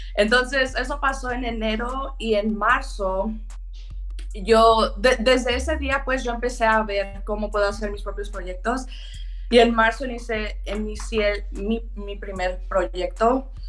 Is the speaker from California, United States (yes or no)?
yes; Pittsburg, California, United States; also born or lived in Oakland, California; nosotros crecimos en Oakland, yo y mi hermano y mi mamá. Entonces vengo de una mamá soltera, eso sí fue difícil porque pues ella sola tratando de crear a dos niños, una niña, yo y mi hermano y después de que cuando tuve unos como 10 años, 10, 11 años, nos movimos a Pittsburgh.